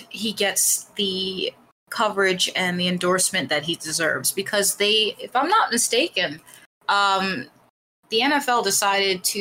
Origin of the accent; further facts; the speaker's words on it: United States; as American people